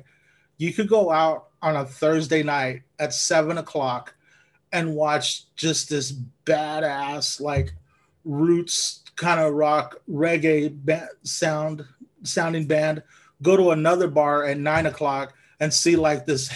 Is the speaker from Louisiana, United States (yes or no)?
no; Lamont, California, United States; moved away as an adult; now in Sacramento, United States; I grew up in Lamont